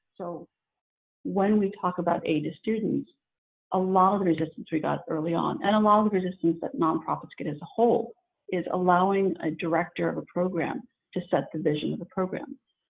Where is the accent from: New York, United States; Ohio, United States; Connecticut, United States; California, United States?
California, United States; San Diego; And I come from San Diego, and I come from living on a military base